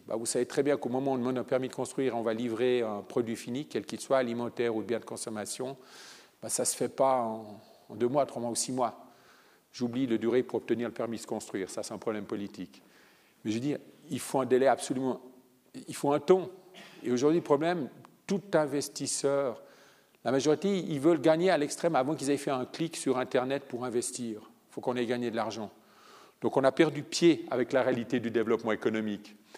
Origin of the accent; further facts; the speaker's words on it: Italy; moved away; je viens d'Italie